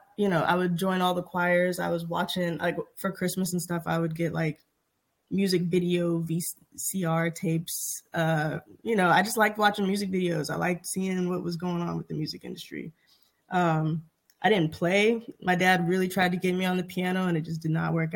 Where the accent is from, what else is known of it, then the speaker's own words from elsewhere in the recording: Shreveport, Louisiana, United States; moved away as an adult; also born or lived in New Orleans; now in Los Angeles, United States; I actually went to school in New Orleans, but I'm from Shreveport. Shreveport is Ratchet City. But yeah, no, I loved being from Shreveport. It was really cool growing up there.